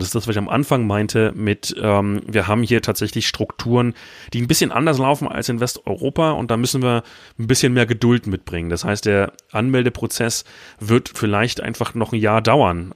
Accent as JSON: {"language": "German", "region": "Berlin", "country": "Germany", "also_born_or_lived": "Hamburg / Iceland", "moved": "as an adult", "lives_now": "Romania", "said": "ich komme ursprünglich aus Berlin"}